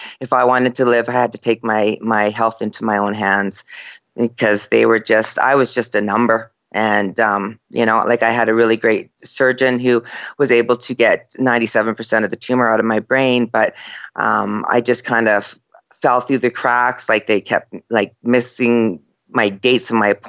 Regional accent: Red Lake, Ontario, Canada; I was born in Red Lake, in this small little Indian village in Ontario

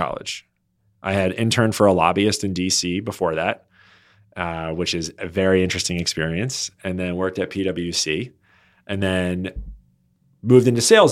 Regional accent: Baltimore, Maryland, United States; moved away as an adult; also born or lived in North Jersey / Washington, D.C. / New York; now in Los Angeles, United States; I was born in North Jersey, uh, but grew up ma-, majority of my life in the Baltimore, Maryland area

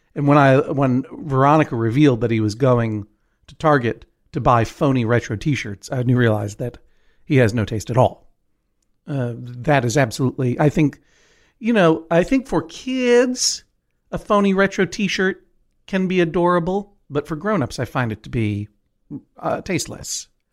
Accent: New England, United States; growing up in New England

